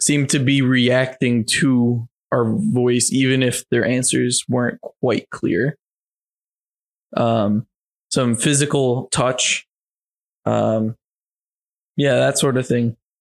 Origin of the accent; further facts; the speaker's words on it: Pennsylvania, United States; I was born in Pennsylvania